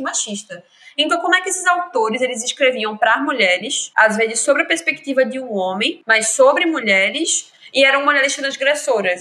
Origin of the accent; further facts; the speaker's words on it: Lagoa de Itaenga, Pernambuco, Brazil; now in Recife, Brazil; Eu sou de Recife, vivi minha vida inteira em Lagoa de Taenga, que é uma cidadezinha da zona norte da Zona Mata Norte de Pernambuco, mas vivo em Recife hoje